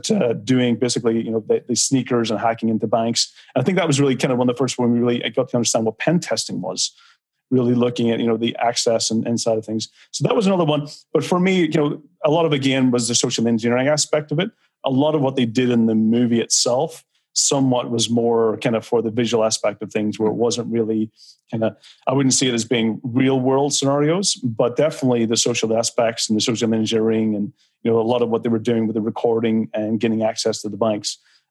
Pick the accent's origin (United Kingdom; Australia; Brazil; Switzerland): United Kingdom; Belfast, Northern Ireland; because I'm from Belfast, I had a different growing up youth, you know, where, you know, Belfast when I was growing up was in violence. It was in wartime.